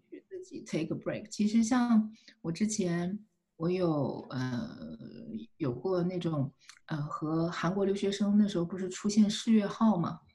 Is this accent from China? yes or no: yes; China; moved away as an adult; also born or lived in Beijing, China / Missouri, United States; now in United States; 我是一个中国人